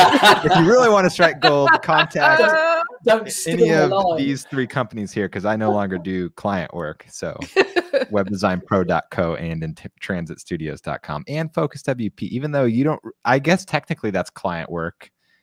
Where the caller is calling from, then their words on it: San Clemente, California, United States; here. I'm broadcasting from San Clemente, California, and you can find me online at divilife.com.